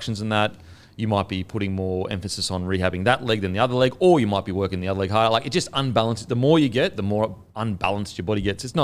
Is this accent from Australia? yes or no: yes; Australia; As an Australian